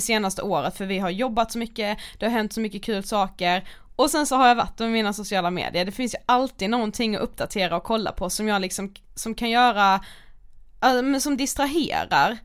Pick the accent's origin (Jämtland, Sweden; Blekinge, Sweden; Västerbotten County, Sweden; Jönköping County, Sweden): Blekinge, Sweden; Karlshamn; moved away; vi var ju hemma i Karlshamn